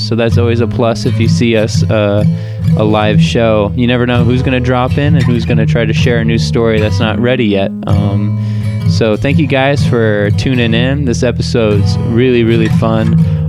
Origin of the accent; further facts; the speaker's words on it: Lincoln, Nebraska, United States; moved away; back in my hometown of Lincoln, Nebraska.